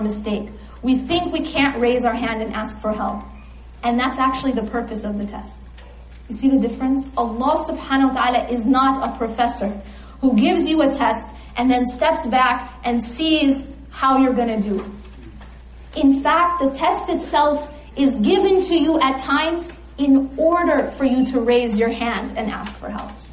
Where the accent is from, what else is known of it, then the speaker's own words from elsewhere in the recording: California, United States; I'm from California